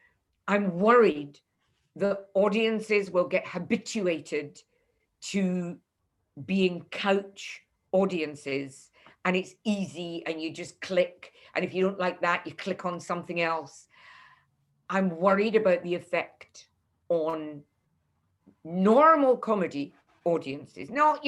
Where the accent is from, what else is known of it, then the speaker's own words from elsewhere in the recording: Leith, Scotland, United Kingdom; Nobody came to review me and I'm from Leith.